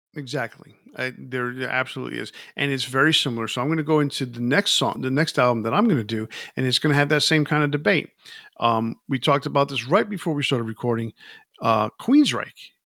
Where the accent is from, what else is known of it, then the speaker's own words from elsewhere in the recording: New York, United States; I grew up in New York